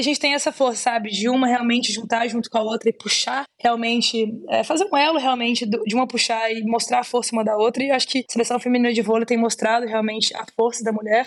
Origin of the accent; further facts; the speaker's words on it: Belo Horizonte, Minas Gerais, Brazil; Eu sou mineirinha, sou de Belo Horizonte.